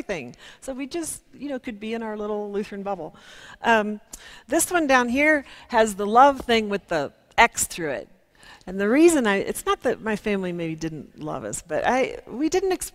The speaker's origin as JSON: {"language": "English", "region": "Kansas", "country": "United States", "said": "I'm from Kansas"}